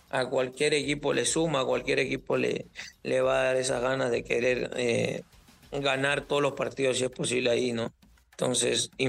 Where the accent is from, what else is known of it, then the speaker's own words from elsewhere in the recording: Cajamarca, Peru; born there; also born or lived in Lima; Eh, yo nací en Cajamarca. Eh, ah, a raíz de unos problemas nos llegamos nosotros a Lima.